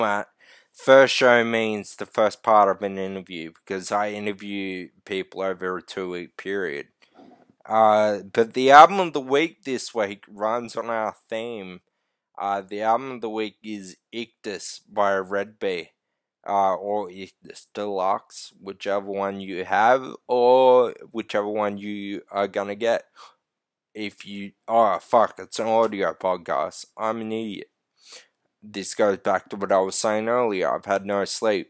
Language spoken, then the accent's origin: English; Australia; We're fucking Australian